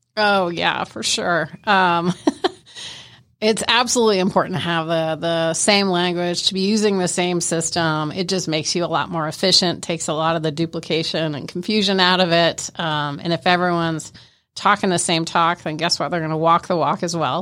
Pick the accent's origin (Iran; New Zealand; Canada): Canada; I'm Canadian